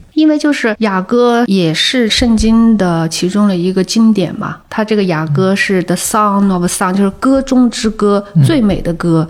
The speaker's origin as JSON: {"language": "Chinese", "region": "Hunan", "country": "China", "said": "作为湖南人"}